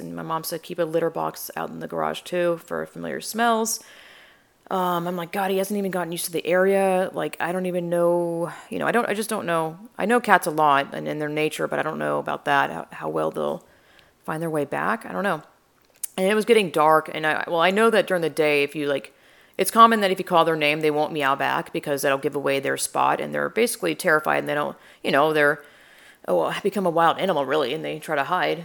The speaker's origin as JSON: {"language": "English", "area": "north of Atlanta", "region": "Georgia", "country": "United States", "tie": "born or raised there", "moved": "as an adult", "lives_now": "Texas, United States", "said": "I grew up in, like, twenty-five minutes north of Atlanta"}